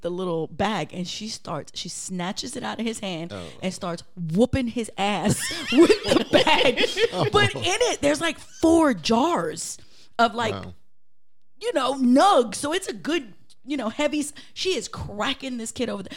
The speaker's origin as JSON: {"language": "English", "town": "New York City", "region": "New York", "country": "United States", "tie": "born or raised there", "said": "I grew up in Brooklyn"}